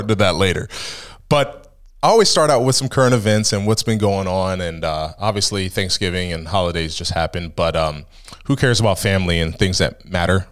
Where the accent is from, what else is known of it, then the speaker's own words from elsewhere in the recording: Ohio, United States; now in Pennsylvania, United States; I'm from Ohio